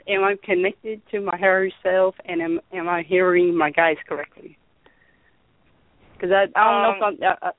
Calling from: California, United States; I'm calling from California.

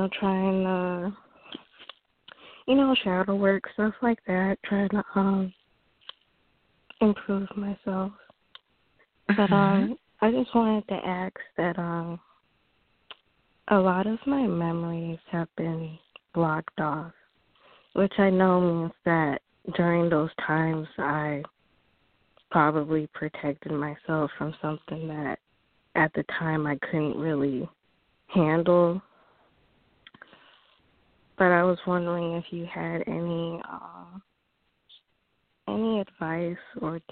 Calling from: Flint, Michigan, United States; I am calling from Flint, Michigan

